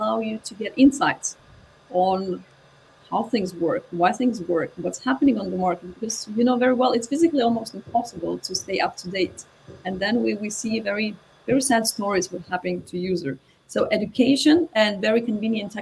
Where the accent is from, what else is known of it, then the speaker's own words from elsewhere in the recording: Lithuania; moved away; I'm originally from Lithuania